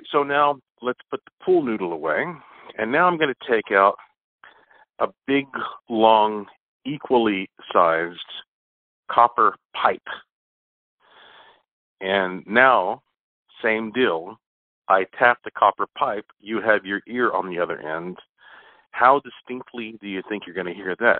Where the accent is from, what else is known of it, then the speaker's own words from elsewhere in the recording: Asheville, North Carolina, United States; Right now, I am in my hometown, Asheville, North Carolina, heart of the Blue Ridge Mountains, which are the oldest mountains in North America. And, you know, it's kind of funny because growing up here